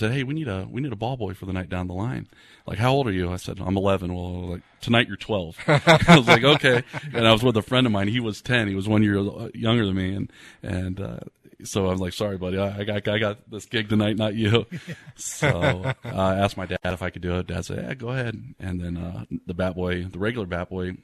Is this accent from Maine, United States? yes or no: no; Titusville, Florida, United States; also born or lived in Indiana; I was born in Indiana. I lived there till the age of six and came down to Central Florida with my dad. I grew up in Titusville